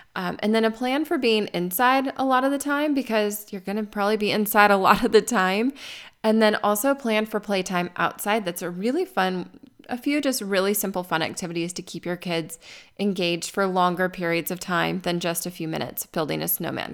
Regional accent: Arizona, United States; moved away; I grew up in Arizona.

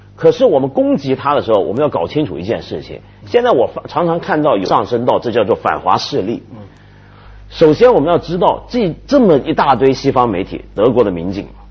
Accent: China; 全世界都在欺负我们中国人了

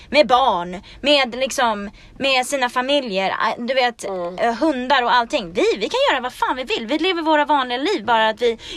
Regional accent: Sweden; now in Los Angeles, United States

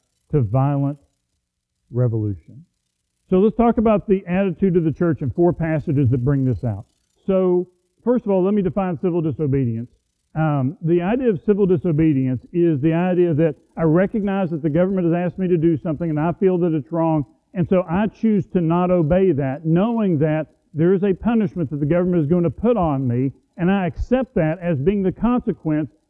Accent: United States; as an American

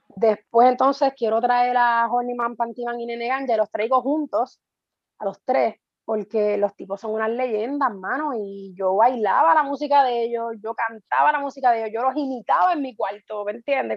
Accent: Guaynabo, Puerto Rico; now in Canóvanas, Puerto Rico; Soy natural de Guaynabo, actualmente vivo en Canóvana, tengo 11 años ya viviendo en Canóvana

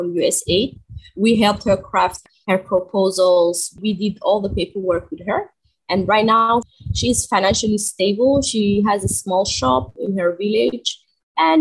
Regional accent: Djibouti; also born or lived in Malaysia; I hail from East Africa, Djibouti

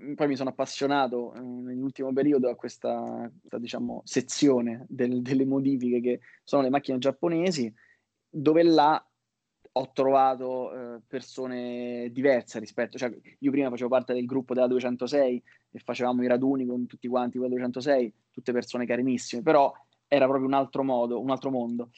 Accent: Rome, Lazio, Italy; io sono di Roma

